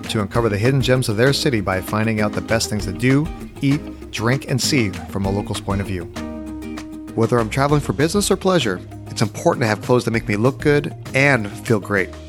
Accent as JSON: {"language": "English", "country": "New Zealand", "tie": "born or raised there", "also_born_or_lived": "Australia", "said": "I'm a Kiwi, born and born and, born and bred."}